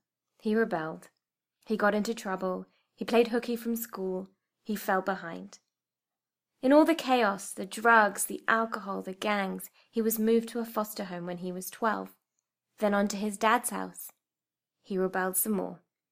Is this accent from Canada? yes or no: no; United Kingdom; now in United States; That I'm Indian by descent, but I'm British, and that I live in America.